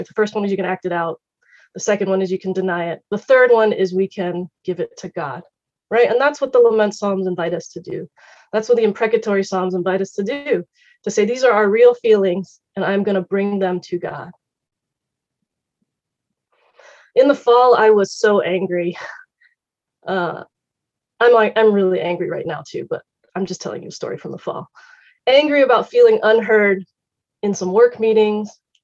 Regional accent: Richmond, Virginia, United States; I grew up in Richmond, Virginia, in an all-white church and in an all-white Christian school.

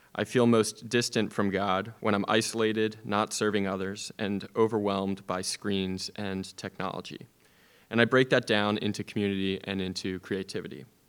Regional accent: Media, Pennsylvania, United States; moved away; my hometown in Media, Pennsylvania

